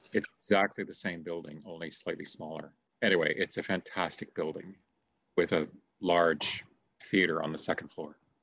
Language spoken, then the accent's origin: English; Mississauga, Ontario, Canada; I grew up in Streetsville.